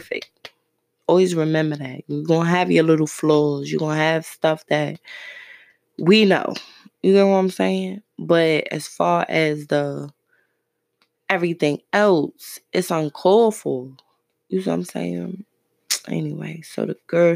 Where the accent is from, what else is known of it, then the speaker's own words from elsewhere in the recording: Brooklyn, New York, United States; moved away; I'm from Brooklyn